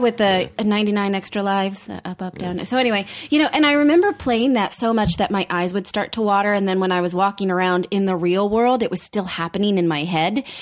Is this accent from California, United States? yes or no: yes; Fremont, California, United States; I grew up in Fremont